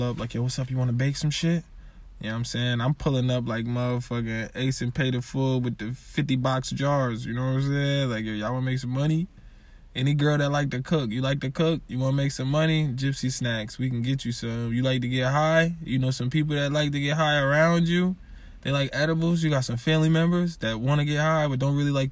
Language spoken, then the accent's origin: English; Springfield, United States; We're from Springfield